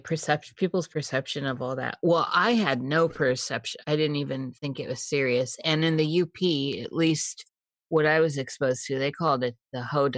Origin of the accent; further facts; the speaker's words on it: Midwest, United States; I'm from the Midwest too, and having family in Iowa and Minnesota and Wisconsin